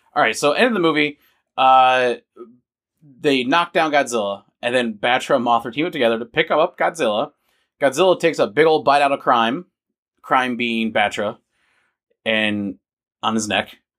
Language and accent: English; United States; I was born as an American, so I'm not, I, well, I could technically get Vietnamese citizenship. I could because of the laws in Vietnam. But, you know, like, I, I originate here in America. I'm an American.